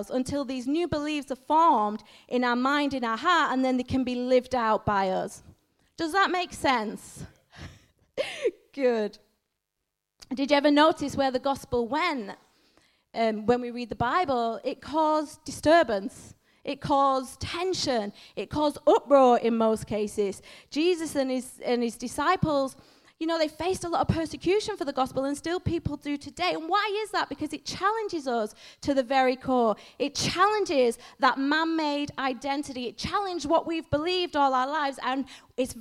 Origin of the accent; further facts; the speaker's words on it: Manchester, North West England, United Kingdom; moved away; And I was born in Northern England in a city called Manchester.